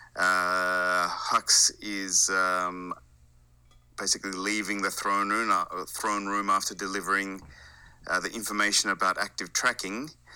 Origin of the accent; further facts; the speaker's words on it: Australia; also born or lived in Japan; now in Sweden; I am living in Sweden, but, uh, like your boy Steel Saunders, I am originally from Australia